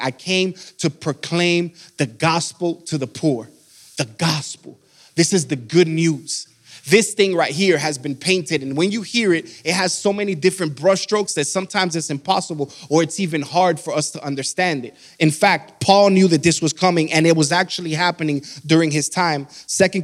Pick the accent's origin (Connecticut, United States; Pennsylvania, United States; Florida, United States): Florida, United States; Miami; moved away as an adult; now in Georgia, United States; I'm from Miami, Florida. We've been here for about 7 years